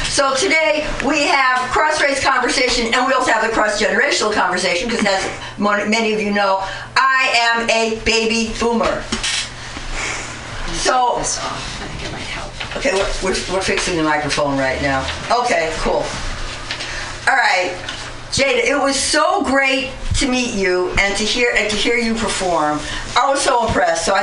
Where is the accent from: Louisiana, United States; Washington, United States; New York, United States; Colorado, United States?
New York, United States; Bronx; moved away; oh, I'm not from here. I've been here for over 35 years. I'm from the Bronx, but I'm still from the Bronx.